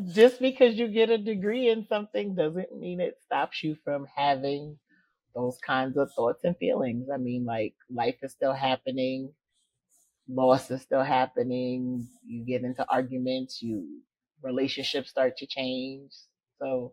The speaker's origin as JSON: {"language": "English", "town": "New York City", "region": "New York", "country": "United States", "moved": "yes", "lives_now": "Georgia, United States", "said": "I'm from the Bronx, New York, and I now live in Georgia"}